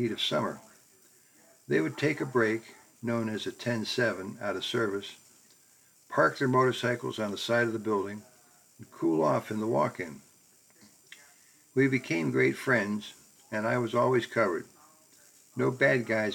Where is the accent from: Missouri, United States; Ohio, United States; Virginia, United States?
Ohio, United States; Akron; Growing up in Akron, I was fortunate to go to the University of Akron